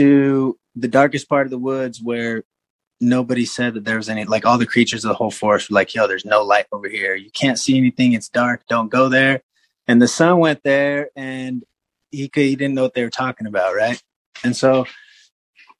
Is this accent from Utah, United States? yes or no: yes; Salt Lake City, Utah, United States; I grew up in Salt Lake City